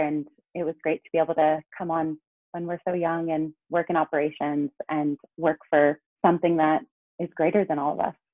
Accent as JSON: {"language": "English", "town": "Los Angeles", "region": "California", "country": "United States", "tie": "born or raised there", "also_born_or_lived": "New York / Santa Cruz", "said": "I grew up in Los Angeles."}